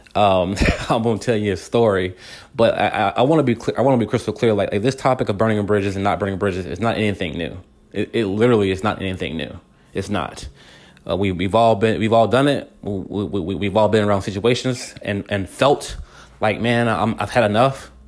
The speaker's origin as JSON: {"language": "English", "town": "Wortham", "region": "Texas", "country": "United States", "tie": "born or raised there", "said": "the whole neighborhood that I grew up in in Wortham"}